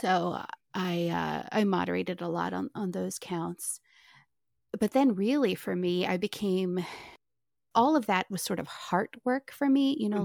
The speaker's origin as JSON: {"language": "English", "region": "Maryland", "country": "United States", "said": "I am from Maryland, which is super liberal, but I come from a really Republican family"}